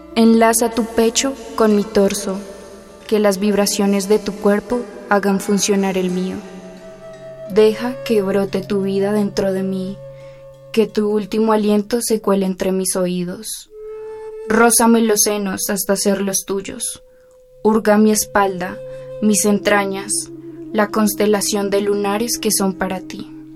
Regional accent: Bogotá, Colombia; soy de Bogotá, Colombia, tengo 19 años.

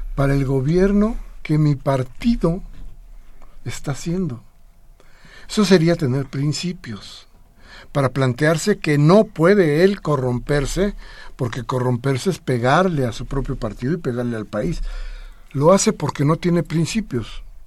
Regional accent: Mexico; sí somos mexicanos

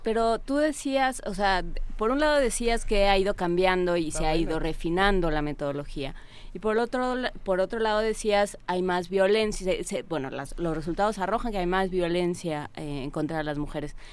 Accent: Mexico; somos un país, somos el país de Pedro Páramo

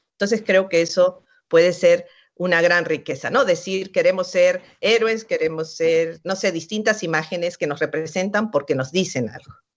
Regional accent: Mexico; Somos mexicanos, somos latinoamericanos

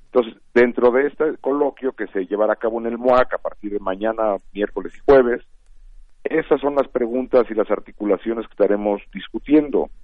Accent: Mexico

